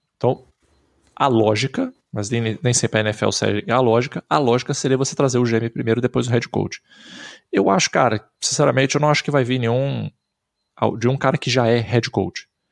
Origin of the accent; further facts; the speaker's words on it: Brazil; Eu sou brasileiro